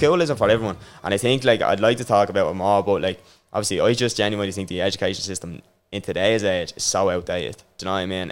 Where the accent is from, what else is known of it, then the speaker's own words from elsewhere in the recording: Dublin, Leinster, Ireland; I grew up in Rossfield in uh, Jobstown